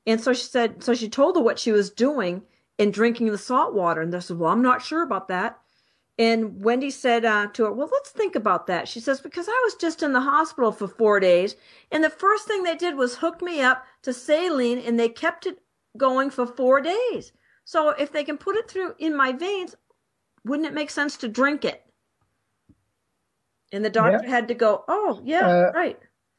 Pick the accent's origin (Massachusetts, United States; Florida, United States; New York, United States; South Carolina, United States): Massachusetts, United States; Boston; I'm from Boston, so I say Celtic sometimes.